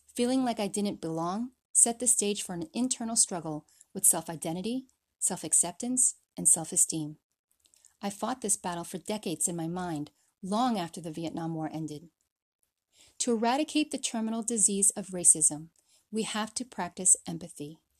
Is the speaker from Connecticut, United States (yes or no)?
yes; Connecticut, United States; also born or lived in Philippines; After crossing an ocean and three thousand American miles, we settled in Connecticut